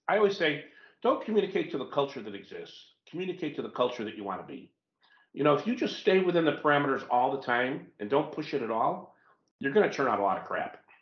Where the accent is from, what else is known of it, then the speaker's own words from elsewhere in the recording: United States; as an American